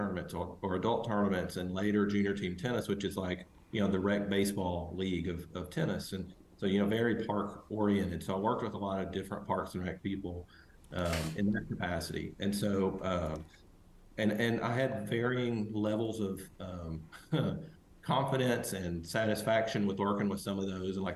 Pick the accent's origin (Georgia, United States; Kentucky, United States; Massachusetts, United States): Kentucky, United States; Harlan; moved away as an adult; now in Knoxville, United States; I grew up in Southeast Kentucky, a really small town called Harlan